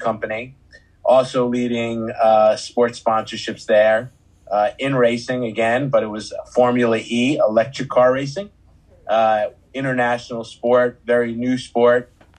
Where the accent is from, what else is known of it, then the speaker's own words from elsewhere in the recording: New York City, New York, United States; I grew up in New York City in Queens